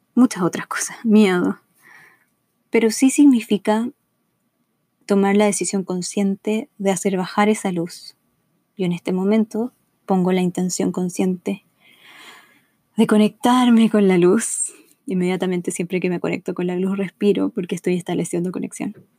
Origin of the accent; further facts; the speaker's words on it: Chile; moved away as an adult; now in Los Angeles, United States; Soy chilena, vivo en Los Ángeles, California, hace cinco años